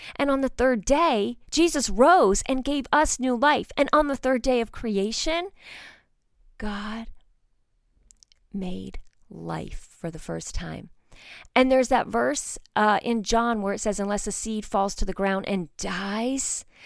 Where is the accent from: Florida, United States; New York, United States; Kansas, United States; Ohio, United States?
New York, United States; outside of New York City, United States; moved away as an adult; I grew up outside of New York City